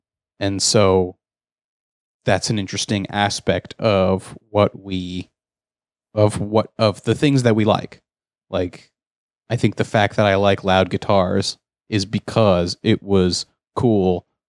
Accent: Canada; We're Canadian. It's really easy to watch it in the States.

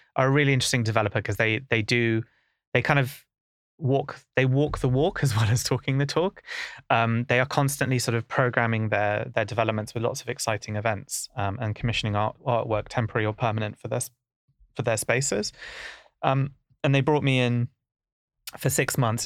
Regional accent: London, United Kingdom; growing up in Camden was, you know, it's a very diverse place

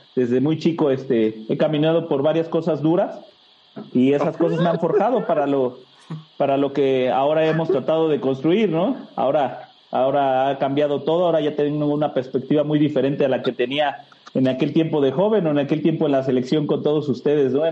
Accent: Mexico City, Mexico; moved away as an adult; now in Guadalajara, Mexico; Soy orgullosamente capitalino, ante la gente, pues somos chilangos, ¿verdad? Pero soy capitalino, soy de Ciudad de México

